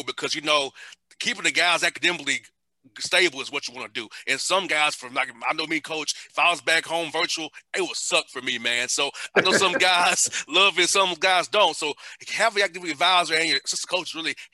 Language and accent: English; Atlanta, Georgia, United States; growing up in Atlanta, not having much, being poor